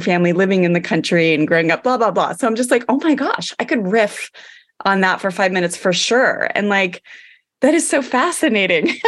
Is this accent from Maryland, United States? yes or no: yes; Maryland, United States; growing up in Maryland